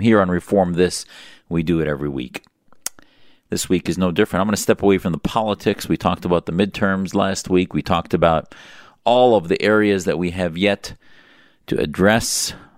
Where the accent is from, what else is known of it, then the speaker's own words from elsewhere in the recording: Wisconsin, United States; I grew up in Wisconsin